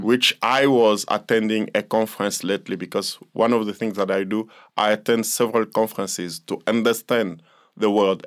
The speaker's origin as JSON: {"language": "English", "country": "DR Congo", "moved": "yes", "lives_now": "South Africa", "said": "I'm from the Democratic Republic of the Congo"}